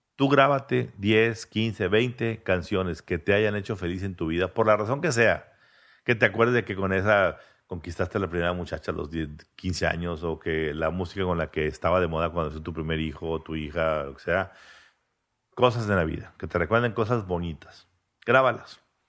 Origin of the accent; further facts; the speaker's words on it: Monterrey, Nuevo León, Mexico; mis padres nacieron, eh, se casaron y vivían en el centro de Monterrey, como mis abuelos. Y ahí nací yo. De ahí nos fuimos a Vista. A los 15 años al country